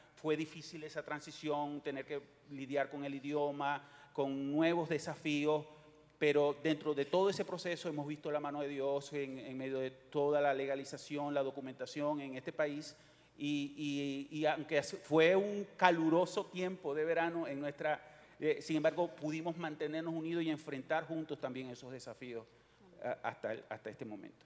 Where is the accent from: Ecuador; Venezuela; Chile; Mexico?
Venezuela; moved away as an adult; also born or lived in Miami, United States; now in Houston, United States; venimos de Venezuela, nacimos en Venezuela y llegamos a este país hace 18 años